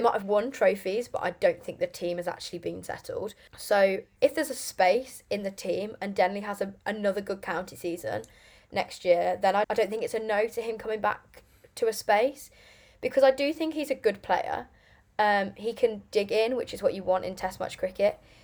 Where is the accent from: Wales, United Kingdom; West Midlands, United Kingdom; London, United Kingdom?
West Midlands, United Kingdom; Lichfield; now in Birmingham, United Kingdom; originally I'm from Lichfield